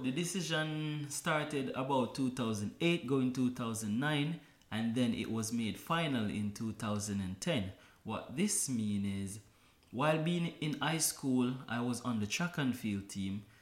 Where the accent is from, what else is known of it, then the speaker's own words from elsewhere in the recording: Kingston, Jamaica; born and raised in Kingston, Jamaica